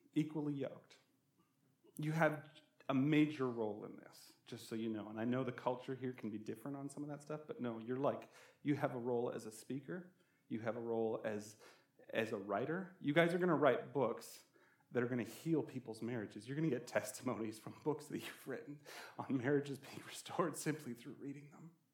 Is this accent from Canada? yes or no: yes; Canada; now in Albuquerque, United States; I'm from Canada, we have a lot of rivers